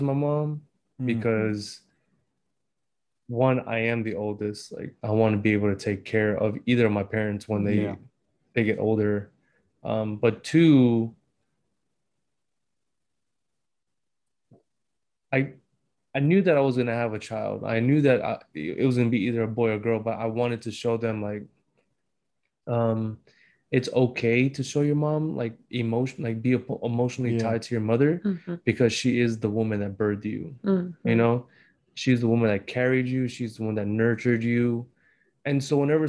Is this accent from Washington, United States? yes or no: yes; Washington, United States; growing up in Washington State with my mom